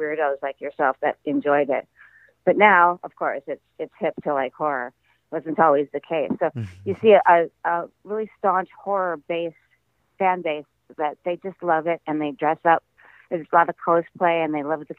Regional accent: Midwest, United States; I grew up in the Midwest

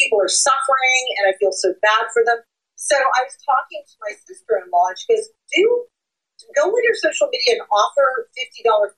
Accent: Fairmont, Ohio, United States; moved away as an adult; Fairmont, Ohio, which was my hometown

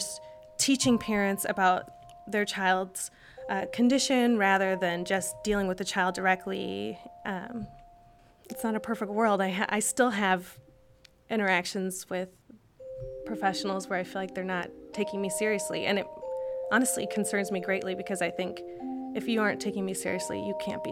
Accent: Minnesota, United States; I'm from Minnesota and we're so nice

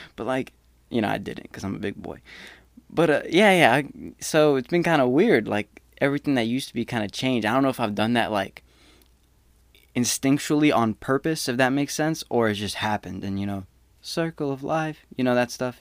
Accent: Smyrna, United States; moved away as an adult; I came from Smyrna. The whole town is maybe seventy thousand. A high school, we were, like, four grand, not even two. My graduating class was four seventy-eight

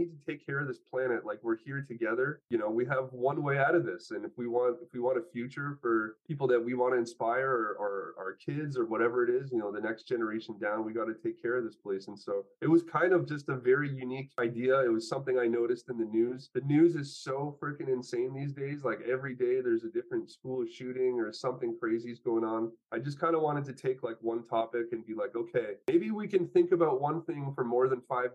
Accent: Canada; also born or lived in Poland; now in Los Angeles, United States; I'm Polish and I'm Canadian, and you know, now I'm living in Los Angeles

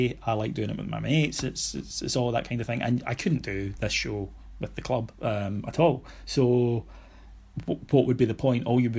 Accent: Scotland, United Kingdom; I've always felt British, I've always felt Scottish, I've always felt European.

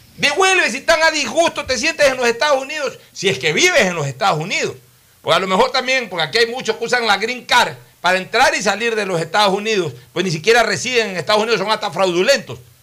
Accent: Ecuador

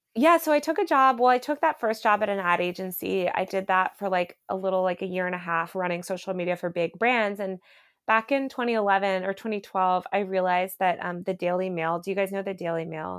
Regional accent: United States; now in New York, United States; I grew up outside New York

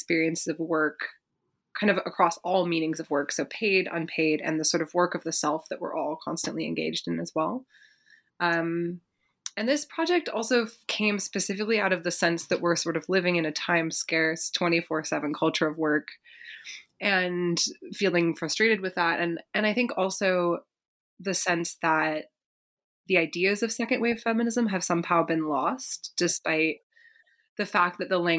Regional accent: Berkeley, California, United States; I grew up in Berkeley, California, sort of living in amidst the legacies of the 1960s and 70s.

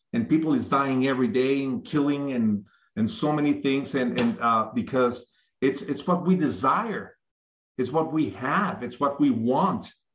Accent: Mexico; I'm from Mexico. Mm-hmm. I was born and raised in Mexico

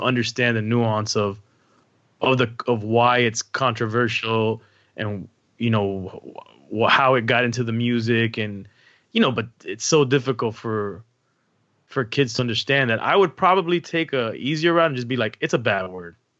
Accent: Miami, Florida, United States; growing up in Miami

